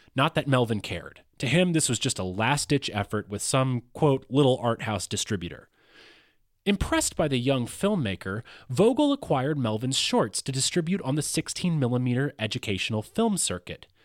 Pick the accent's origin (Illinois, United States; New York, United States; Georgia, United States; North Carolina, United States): Georgia, United States; Athens; my hometown, Athens, Georgia